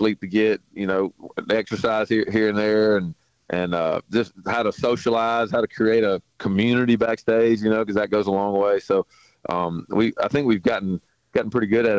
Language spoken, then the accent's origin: English; the South, United States; growing up in the South